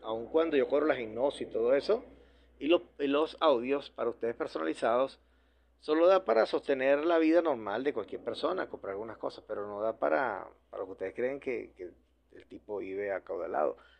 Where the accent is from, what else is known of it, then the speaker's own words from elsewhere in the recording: Venezuela; Yo seguiré en Venezuela, en mi centro de operaciones, aquí seguiré en mi país trabajando